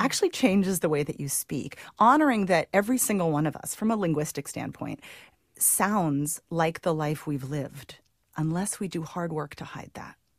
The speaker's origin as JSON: {"language": "English", "town": "Santa Cruz", "region": "California", "country": "United States", "tie": "born or raised there", "said": "Santa Cruz, actually, my hometown"}